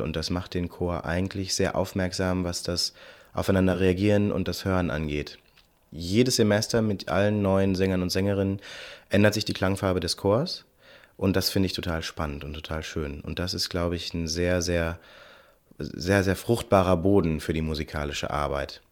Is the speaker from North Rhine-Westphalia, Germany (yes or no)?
yes; Cologne, North Rhine-Westphalia, Germany; Und ich komme aus Köln und bin 33 Jahre alt